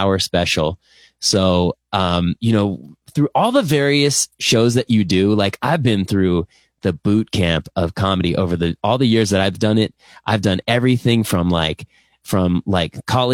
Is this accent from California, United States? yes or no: yes; Thousand Oaks, California, United States; also born or lived in Los Angeles; that's like my hometown. I grew up in Thousand Oaks and I went to school at Cal Poly.